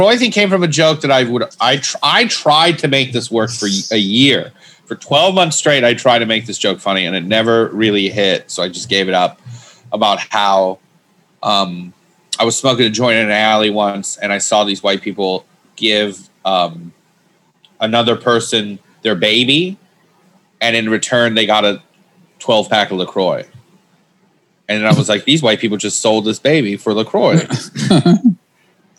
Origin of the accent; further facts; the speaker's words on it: Michigan, United States; I grew up in Michigan, small town.